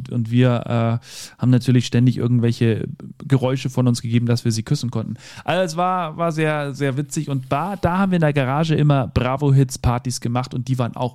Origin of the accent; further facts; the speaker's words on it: Bad Reichenhall, Bavaria, Germany; Dann habe ich noch gesehen äh, Titus und Tarantula in meiner Jugend hier in Bad Reichenhall.